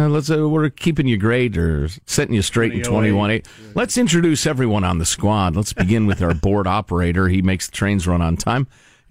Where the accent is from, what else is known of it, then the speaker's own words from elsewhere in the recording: Midwest, United States; does he sound like guys I grew up listening to in the Midwest.